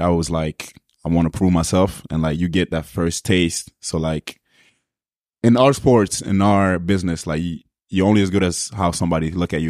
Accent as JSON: {"language": "English", "town": "Montreal", "region": "Quebec", "country": "Canada", "tie": "born or raised there", "said": "I'm, I'm from the West Island, Pierre Font"}